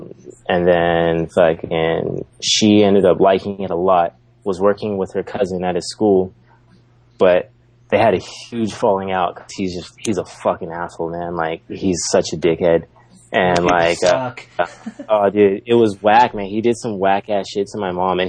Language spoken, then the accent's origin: English; San Diego, California, United States; first language English; moved away as an adult; now in Osaka, Japan; I grew up I'm from San Diego